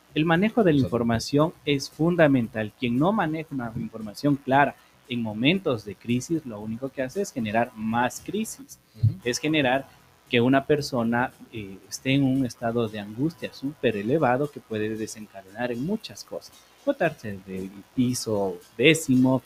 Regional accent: Ecuador; Somos muy ecuatorianos

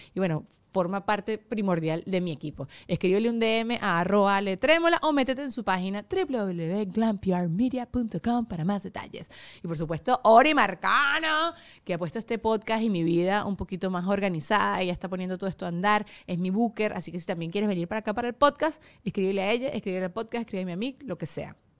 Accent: Venezuela; moved away as an adult; also born or lived in United States; tengo 10 años sin vivir fuera de, fuera de Venezuela

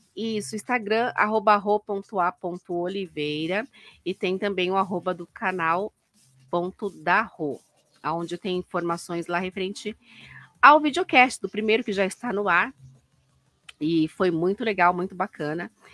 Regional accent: Brazil; a gente é brasileiro

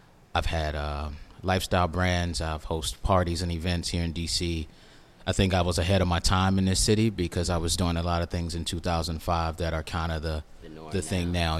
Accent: Washington, District of Columbia, United States; also born or lived in Delaware; Born and raised in D.C.

